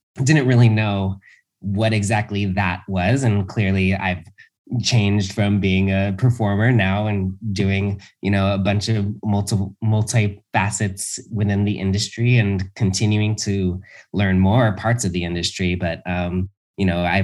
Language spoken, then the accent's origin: English; Los Angeles, California, United States; when I was a kid, I grew up in Los Angeles